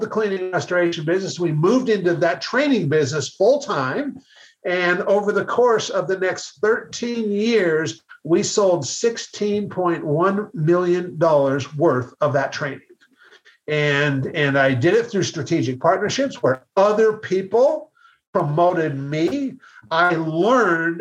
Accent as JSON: {"language": "English", "town": "Seattle", "region": "Washington", "country": "United States", "said": "I'm from Seattle"}